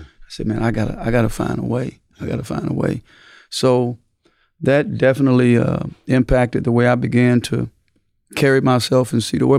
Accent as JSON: {"language": "English", "region": "Mississippi", "country": "United States", "tie": "born or raised there", "moved": "yes", "said": "I came from Mississippi"}